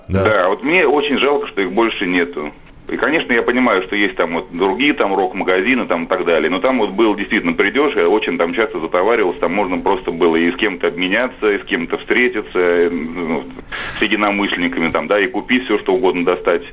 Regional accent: Moscow, Russia; я из Москвы

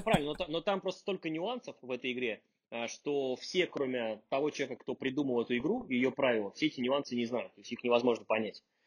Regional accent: Russia; moved away as an adult; now in New York, United States; Я вообще из России, можно сказать, не уехал

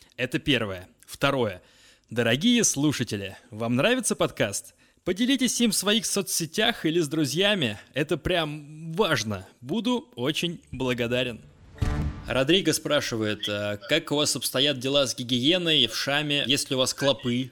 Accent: Russia; я из России

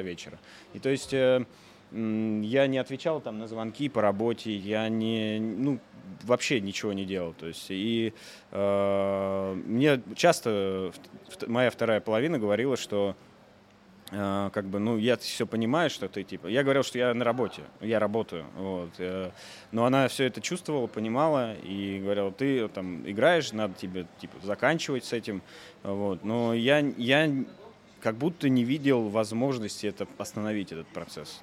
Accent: Voronezh, Voronezh Oblast, Russia; moved away as an adult; also born or lived in Moscow; Я из Воронежа, родом из Воронежа, жил в Москве на тот момент

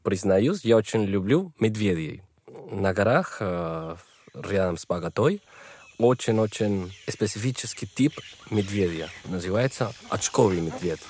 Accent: Bogotá, Colombia; Russian is a second language; moved away as an adult; now in Moscow, Russia; Я из Колумбии, из богатейшей столицы нашей страны

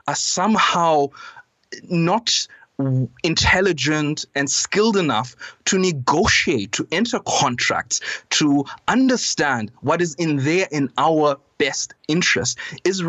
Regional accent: Zambia; I'm from Zambia. I was born here. I was raised here.

